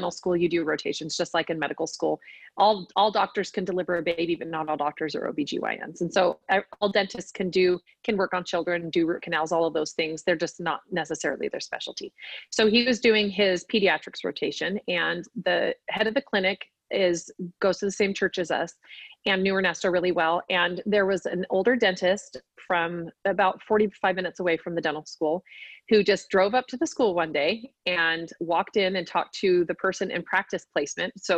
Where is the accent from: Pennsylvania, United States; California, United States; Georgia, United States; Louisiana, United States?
California, United States; moved away as an adult; also born or lived in Utah; I'm from California and that's where we met and lived when we first dated